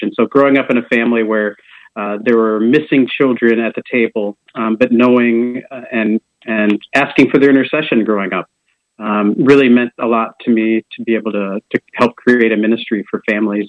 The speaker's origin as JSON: {"language": "English", "town": "Preston", "region": "Iowa", "country": "United States", "tie": "born or raised there", "moved": "as an adult", "lives_now": "Des Moines, United States", "said": "I'm originally from Preston, Iowa. That's with a P. Um, oh, okay. In, in eastern Iowa, uh, Jackson County, town of about 950 people. I'm the fifth of 10 kids."}